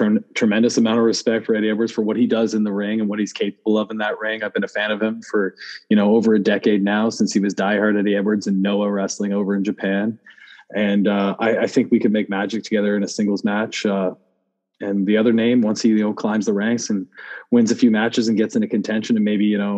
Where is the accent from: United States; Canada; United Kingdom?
Canada; as a Canadian